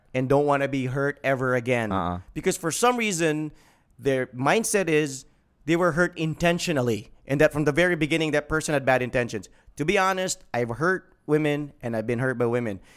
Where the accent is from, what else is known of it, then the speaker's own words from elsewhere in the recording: Mindanao, Philippines; we're from Mindanao